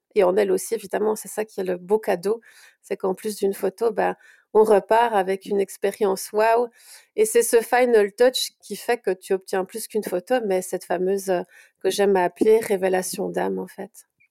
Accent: Brussels, Brussels-Capital Region, Belgium; je suis de Bruxelles

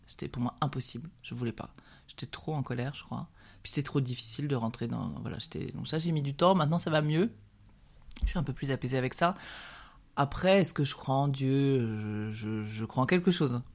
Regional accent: Aubrac, France; on vient de l'Aubrac

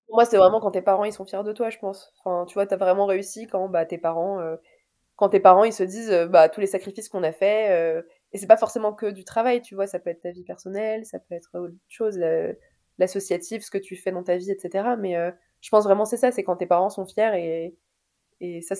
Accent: Tunisia; now in Paris, France; Bah moi, euh, en tant que vraie Tunisienne, je vais dire l'amlochria.

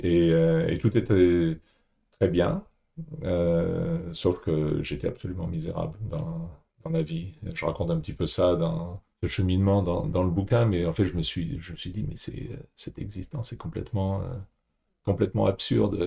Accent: Paris, Île-de-France, France; moved away as an adult; also born or lived in Asia / Singapore; j'ai grandi à Paris

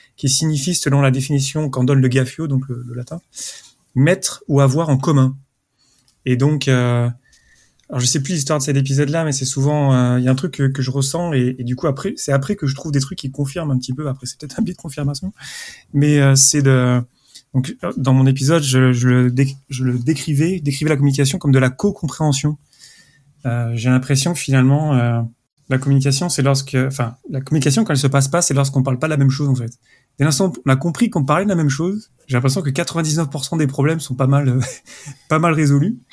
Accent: France; now in Zurich, Switzerland; je suis français, j'habite à Zurich

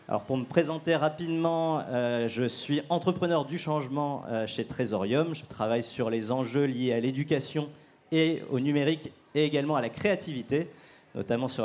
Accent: Lille, Hauts-de-France, France; que je viens euh, de Lille

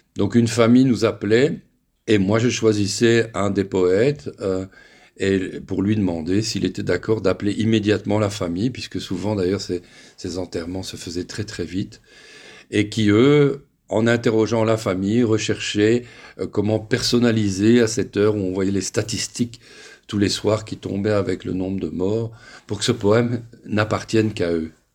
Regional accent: Belgium; moved away

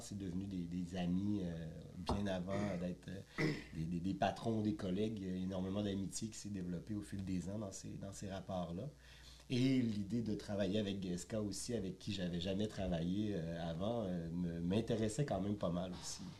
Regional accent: Quebec City, Quebec, Canada; moved away as an adult; now in Montreal, Canada; Je suis originaire de Québec. J'ai fait de la restauration à Québec pour commencer

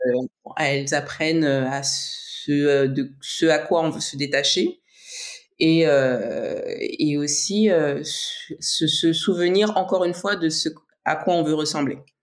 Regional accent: French Guiana; je suis née en Guyane, père martiniquais, mère brésilienne.

